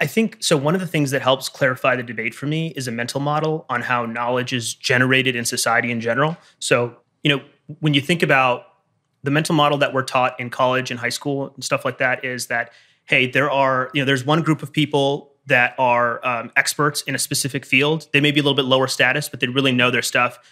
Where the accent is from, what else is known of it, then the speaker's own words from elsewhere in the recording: Michigan, United States; I'm from Michigan